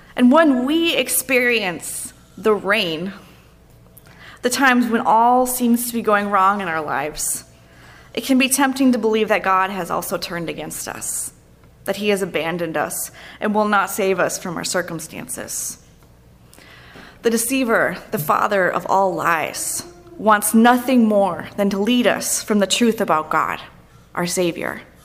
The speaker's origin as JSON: {"language": "English", "region": "Minnesota", "country": "United States", "also_born_or_lived": "Denver, Colorado", "said": "I'm from Minnesota"}